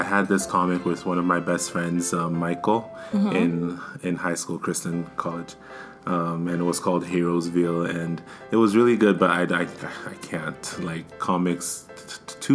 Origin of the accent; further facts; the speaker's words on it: Nigeria; now in Canada; I'm from Nigeria, like you, my sister, Dada Pepple.